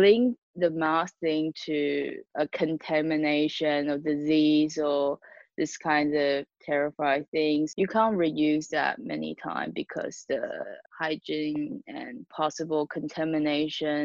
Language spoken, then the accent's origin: English; Taiwan; I'm from Taiwan